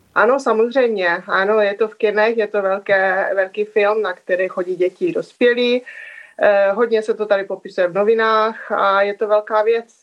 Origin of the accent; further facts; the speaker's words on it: Czechia; moved away as an adult; now in Norway; vyrostla jsem eh, v Čechách, já jsem se vlastně odstěhovala do Norska, kolem, když mi bylo kolem 20 let